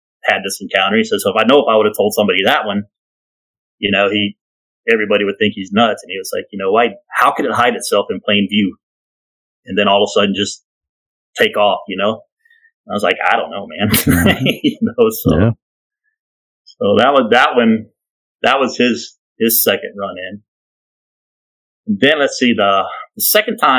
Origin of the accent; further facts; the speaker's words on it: Kentucky, United States; moved away; we're from Kentucky